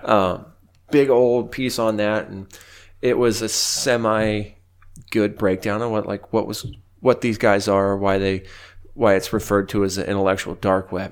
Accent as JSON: {"language": "English", "country": "United States", "said": "as Americans"}